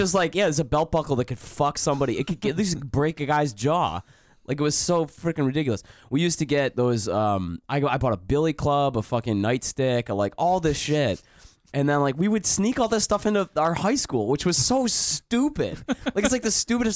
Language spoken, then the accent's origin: English; Detroit, Michigan, United States; also born or lived in Plymouth / Canton / Southfield; I was born in Detroit, raised around Detroit